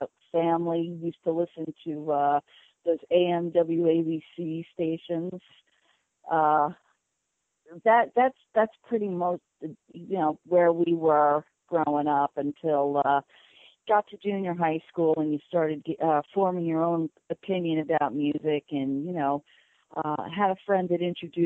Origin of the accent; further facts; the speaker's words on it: Neptune, New Jersey, United States; growing up in Neptune, there were a lot of people that, used to get these fake IDs and go down to Asbury and check out the music scene in Asbury